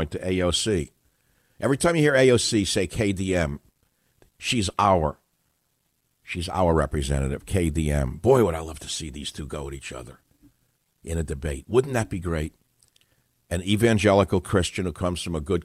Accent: United States; I'm an American. I've lived here my whole life

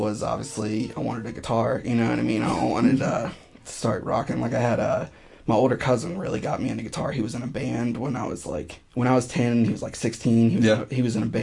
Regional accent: North Carolina, United States; also born or lived in Greensboro, North Carolina; I'm from North Carolina originally. I moved around for a bit after 18 or so. And I've been in Greensboro for the past almost 5 years

